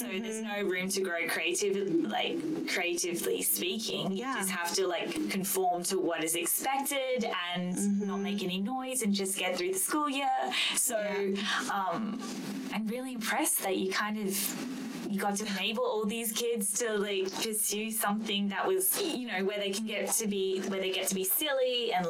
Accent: Australia; because growing up in Australia, we have this binge drinking culture and party lifestyle.

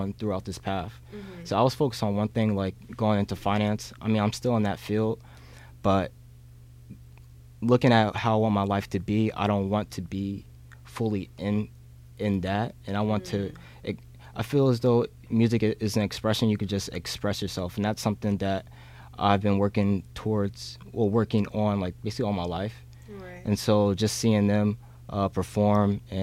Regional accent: Orange, New Jersey, United States; I'm from Orange, New Jersey

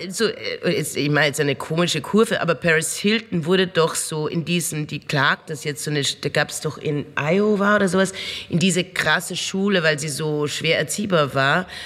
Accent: Austria; dass man als Bürger mit so Situationen konfrontiert wird, als Österreicher, wie da umgegangen wird.

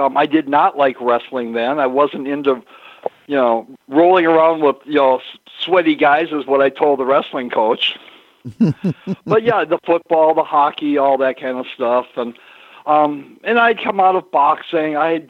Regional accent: Minneapolis, Minnesota, United States; also born or lived in southern Georgia; I was born and raised in Minneapolis. I mean, part of the time, because my dad raced for Harley-Davidson, you know, I spent a lot of time down in southern Georgia. But, you know, Minnesota was, you know, pretty much my home base

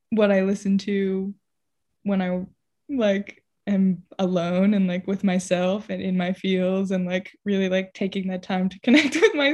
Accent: San Diego, California, United States; Uh, I'm from San Diego, and that's it.

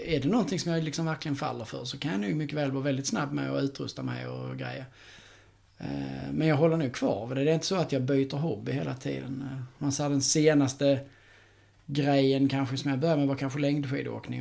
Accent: Skåne, Sweden; jag är från Skåne

